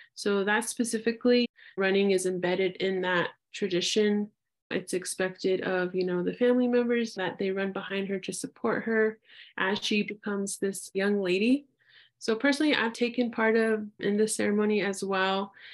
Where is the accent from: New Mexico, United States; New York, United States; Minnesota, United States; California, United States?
New Mexico, United States; Albuquerque; born and raised in Albuquerque, New Mexico